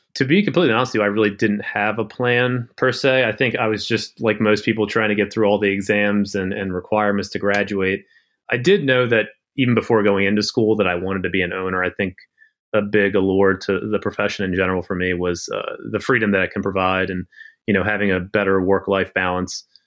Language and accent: English; Maryland, United States; I was born and raised in Maryland